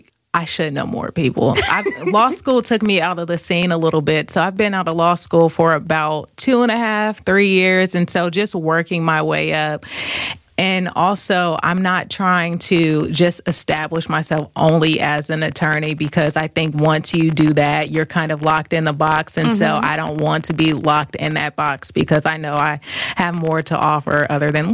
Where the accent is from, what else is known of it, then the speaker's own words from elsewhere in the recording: Vallejo, California, United States; moved away as an adult; now in New York City, United States; I'm from Vallejo. So Vallejo is closer to Napa and about 20 minutes from Oakland